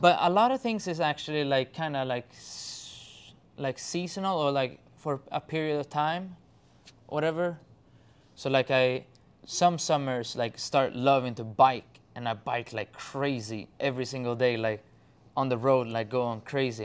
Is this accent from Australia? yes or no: no; Sweden; English is a second language; I'm from Sweden.